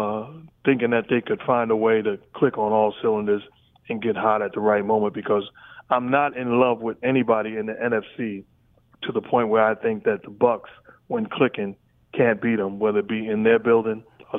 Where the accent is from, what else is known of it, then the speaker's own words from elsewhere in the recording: Queens, New York, United States; also born or lived in Brooklyn; My first sport at 7 years old, when we moved from Brooklyn to Queens, I got into a little